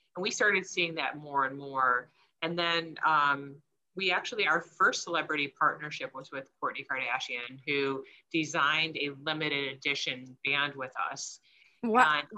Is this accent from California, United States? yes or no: no; Michigan, United States; We grew up in Michigan